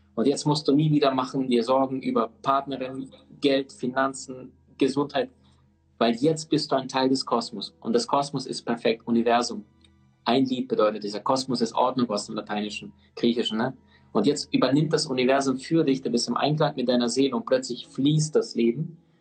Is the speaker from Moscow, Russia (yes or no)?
no; Omsk, Omsk Oblast, Russia; moved away; ich in Sibirien geboren bin